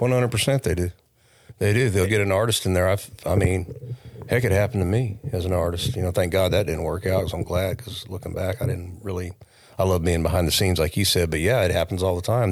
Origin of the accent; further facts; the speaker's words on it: Oakdale, California, United States; also born or lived in Modesto, California; I was born in Modesto, California. Um, and I grew up kinda in the Oakdale area, Modesto, Oakdale